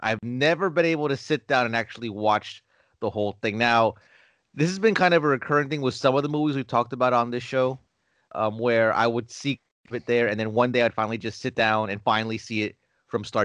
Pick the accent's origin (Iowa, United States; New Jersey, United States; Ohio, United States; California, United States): New Jersey, United States; Newark; my hometown of Newark, New Jersey